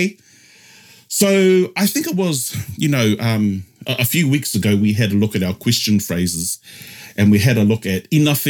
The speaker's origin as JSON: {"language": "English", "town": "Tokoroa", "region": "Waikato", "country": "New Zealand", "tie": "born or raised there", "said": "Growing up in Tokoroa, the 16th island of the Cook Islands"}